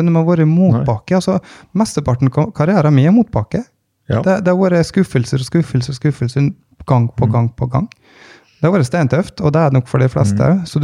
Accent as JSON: {"language": "Norwegian", "town": "Vågå", "region": "Innlandet", "country": "Norway", "said": "nå kom jeg fra Vågå, eh, og, og altså som 14-åring så hadde jo da 14-15-åring hadde ansvaret for 15-16 crossykler."}